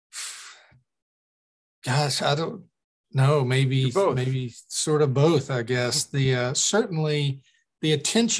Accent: Lexington, Kentucky, United States; also born or lived in West Virginia / Knoxville, Tennessee; I'm from Kentucky, and I was born in West Virginia. My mom's family's from the mountains. Well, West Virginia's all mountains. My father's family from the mountains of Eastern Kentucky, from Appalachia. And I grew up mainly in Lexington, which is where I live now

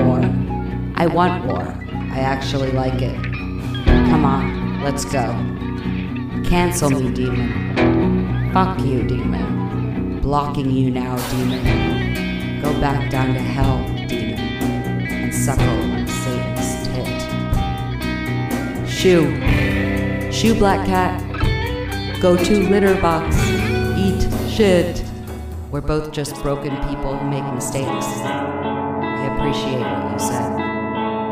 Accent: Bethlehem, Pennsylvania, United States; I was born in Bethlehem, Pennsylvania

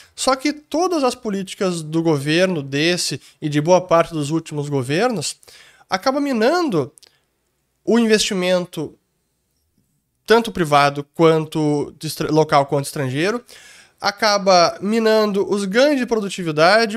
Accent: Gaúcho, Rio Grande do Sul, Brazil; essa é uma das minhas grandes falhas como gaúcho

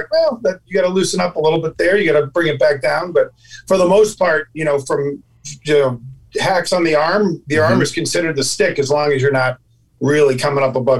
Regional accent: Dedham, Massachusetts, United States; In Dedham, Massachusetts.

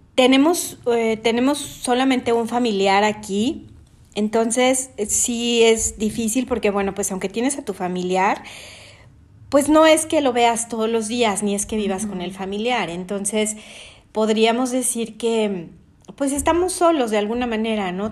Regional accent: Mexico City, Mexico; moved away as an adult; nosotros somos de la Ciudad de México, pero vivimos fuera de nuestro país

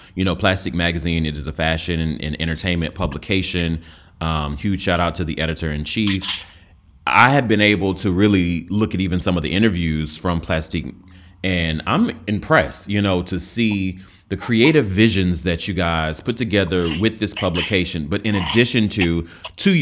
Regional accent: North Carolina, United States; I'm from North Carolina

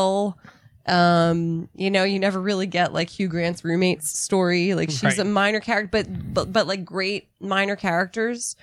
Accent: United States; as an American

